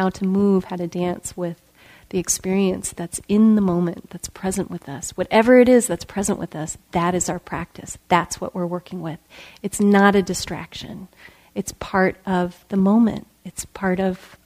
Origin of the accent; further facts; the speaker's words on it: just outside of Chicago, Illinois, United States; I grew up in Illinois, and just outside of Chicago